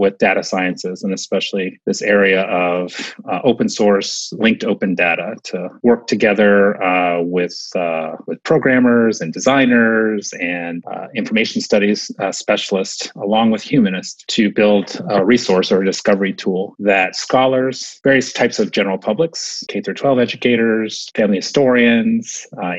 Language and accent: English; Southern California, United States; moved away as an adult; also born or lived in New Jersey; now in Maryland, United States; I grew up in Southern California